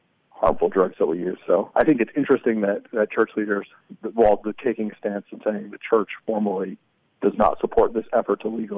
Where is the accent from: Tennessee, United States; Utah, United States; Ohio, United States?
Utah, United States; Springville; born or raised there; now in Texas, United States